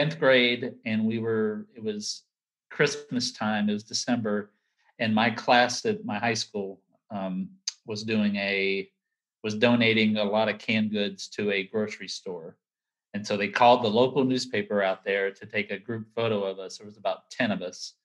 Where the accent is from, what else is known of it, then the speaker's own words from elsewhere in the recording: Sulphur Springs, Texas, United States; moved away as an adult; also born or lived in Opelousas, Louisiana / Sanford, North Carolina; my mom would send a note to the local newspaper, the yeah. Sulphur Springs News Telegram